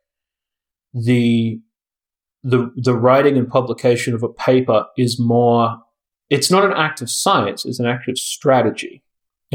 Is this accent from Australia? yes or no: yes; Australia; born or raised there; moved away as an adult